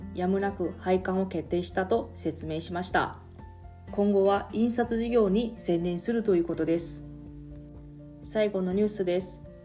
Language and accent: Japanese; Taiwan; now in Okinawa, Japan; 私 の、えー、出身地の台湾